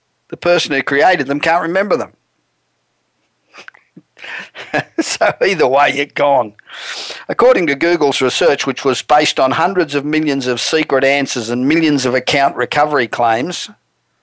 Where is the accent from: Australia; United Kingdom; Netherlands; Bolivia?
Australia; accent: Australian; moved away as an adult; now in Los Angeles, United States; I probably sound like I'm an Australian, Well, I am